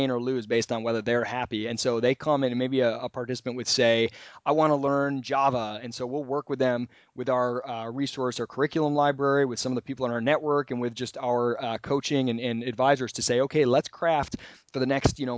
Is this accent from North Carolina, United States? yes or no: no; Michigan, United States; I'm being from Michigan